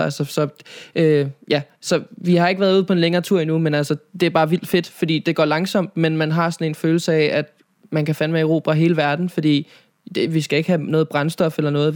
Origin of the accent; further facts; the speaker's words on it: Nivå, Capital Region of Denmark, Denmark; also born or lived in Copenhagen; jeg er opvokset, øh, nord for København, i en by, der hedder Nivå